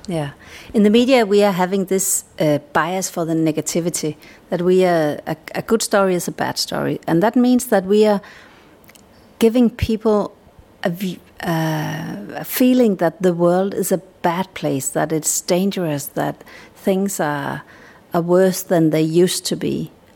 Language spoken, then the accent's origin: English; Denmark; I'm a Dane.